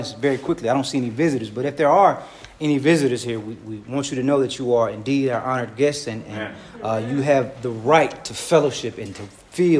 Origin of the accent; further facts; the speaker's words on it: Hinesville, Georgia, United States; also born or lived in Dublin, Georgia; I'm from Dublin, Georgia. All my family's from Dublin, Georgia. That's where I'm from. Every last bit of my family's from Dublin. I moved to Hinesville, Georgia when I was six